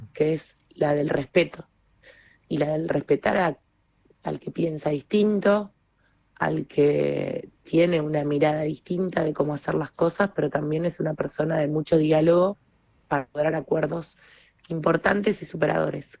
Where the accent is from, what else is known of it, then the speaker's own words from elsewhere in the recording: Santa Fe, Argentina; somos dos santafesinos